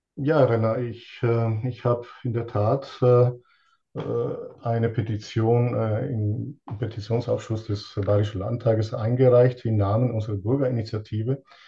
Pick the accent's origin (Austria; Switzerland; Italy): Italy; now in Lonnerstadt, Germany; Ich bin ursprünglich äh, aus Italien und lebe seit 38 Jahren in Deutschland